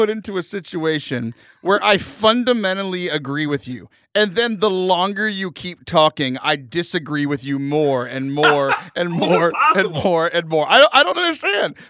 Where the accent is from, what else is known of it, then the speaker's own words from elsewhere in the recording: United States; I'm an American